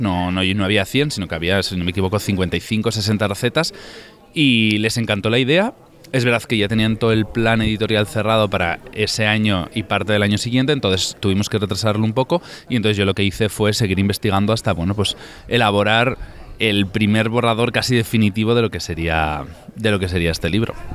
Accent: Tafalla, Navarre, Spain; yo soy de Tafalla, de Navarra

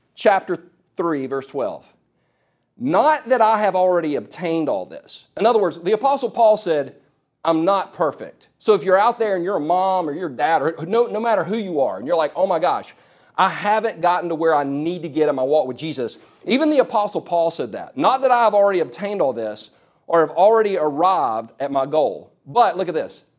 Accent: South Carolina, United States; also born or lived in California; we moved from California to South Carolina when I was four years old

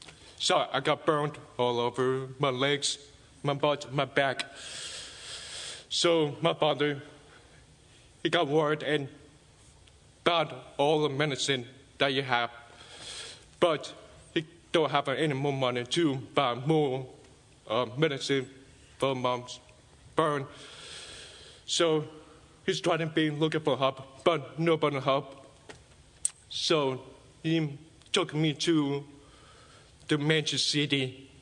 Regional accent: China; born there; English is a second language; So I was born in China, in the village, in 1993.

